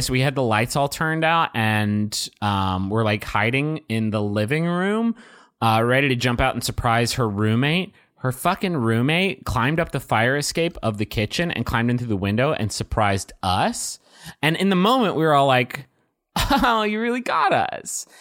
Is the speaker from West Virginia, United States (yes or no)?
yes; Huntington, West Virginia, United States; 'cause this happened in my hometown. This was my turf